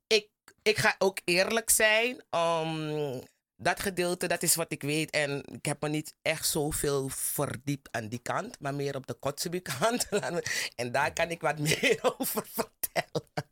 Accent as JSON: {"language": "Dutch", "area": "Plantage Zorg en Hoop?", "region": "Commewijne", "country": "Suriname"}